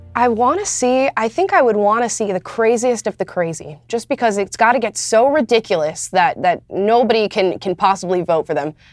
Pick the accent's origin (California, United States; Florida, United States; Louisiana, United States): Florida, United States; moved away as an adult; now in Los Angeles, United States; I'm from Florida